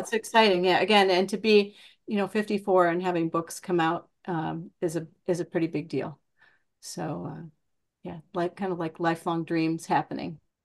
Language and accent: English; Iowa, United States; I'm from Iowa